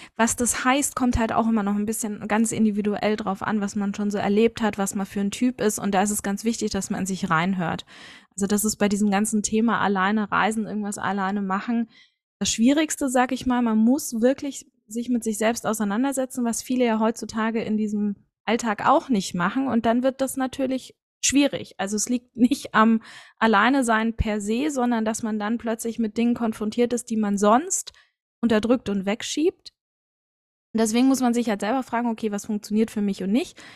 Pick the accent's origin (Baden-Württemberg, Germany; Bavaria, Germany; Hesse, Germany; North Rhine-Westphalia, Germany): Bavaria, Germany; Munich; ich bin ein Münchner Kinde, also tatsächlich in München geboren, aufgewachsen und geblieben